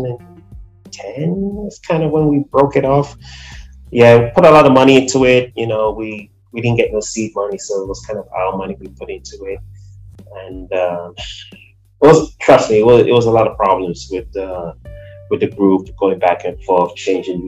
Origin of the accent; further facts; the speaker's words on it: Nigeria; also born or lived in Brooklyn, New York; now in New Jersey, United States; I'm originally from Nigeria. I've been here for quite some time